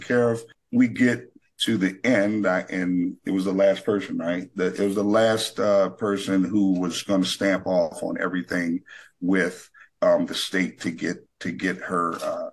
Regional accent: New Orleans, Louisiana, United States; now in Phoenix, United States; we're originally from New Orleans and then in Phoenix.

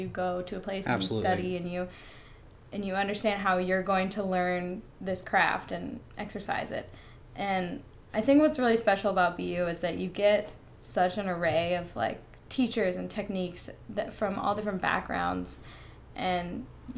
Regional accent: Fayetteville, Georgia, United States; I'm originally from Fayetteville, Georgia

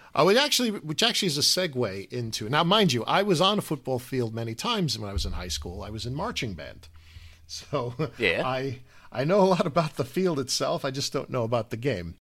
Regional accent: United States

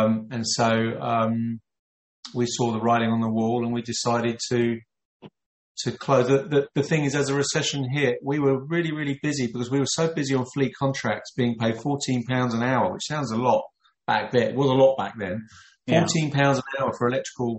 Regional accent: London, United Kingdom; I was born in London.

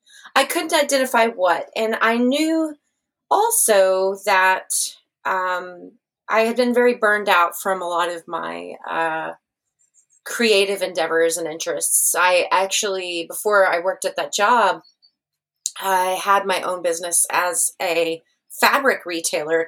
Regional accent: San Angelo, Texas, United States; also born or lived in Austin, Texas / Seattle, Washington; now in Ireland; I grew up in a small town in West Texas called San Angelo

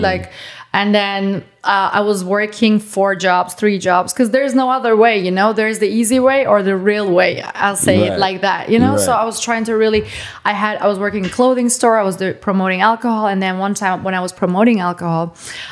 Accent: Germany; English is a second language; moved away as an adult; now in United States; I was born and raised in Germany.

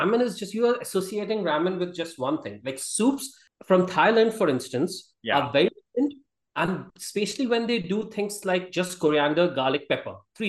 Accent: Gwalior, Madhya Pradesh, India; I grew up in North India

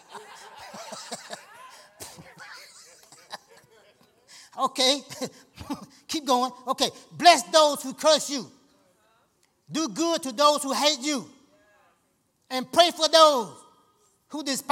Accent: Georgia, United States; I'm from Georgia.

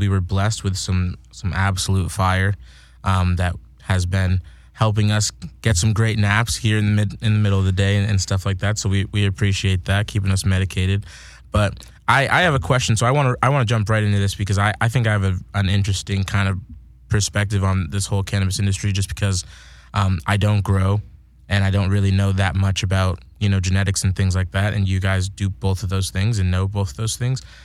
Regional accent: Massachusetts, United States; now in California, United States; I'm from Massachusetts

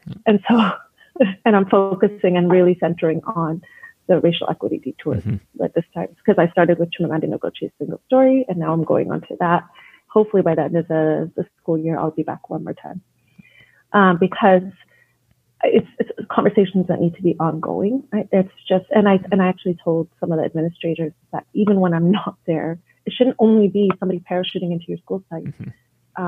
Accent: Edmonton, Alberta, Canada; I was born and raised here in Edmonton. And obviously, as a Palestinian

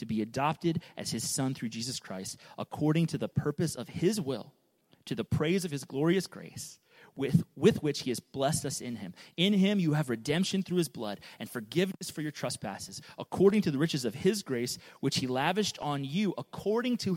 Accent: United States; I love being an American, I love being in the U.S.

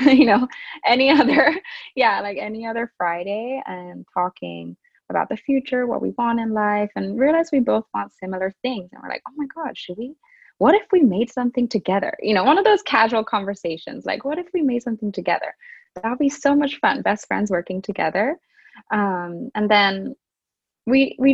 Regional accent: Japan; moved away as an adult; also born or lived in Europe; now in Canada; I'm Japanese English and, you know, born and raised in Japan

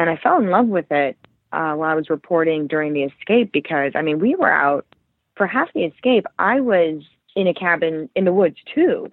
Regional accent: Cleveland, Ohio, United States; moved away as an adult; also born or lived in Chicago; now in New York City, United States; I grew up in Cleveland area.

